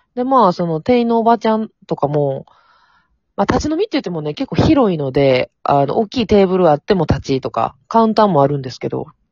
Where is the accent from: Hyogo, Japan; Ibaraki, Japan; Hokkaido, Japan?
Hyogo, Japan; Amagasaki; 地元が阪神天崎